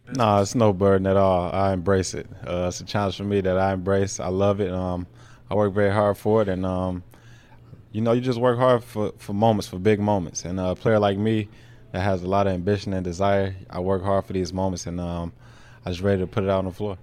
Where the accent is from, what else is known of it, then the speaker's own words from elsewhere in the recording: United States; being American